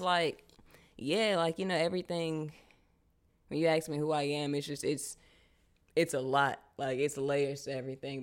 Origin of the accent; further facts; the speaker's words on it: Charlotte, North Carolina, United States; also born or lived in Brooklyn, New York; I was born in Brooklyn, but I grew up in Charlotte.